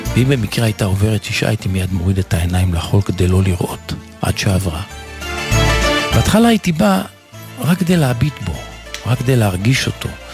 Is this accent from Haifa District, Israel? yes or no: no; Jerusalem, Jerusalem District, Israel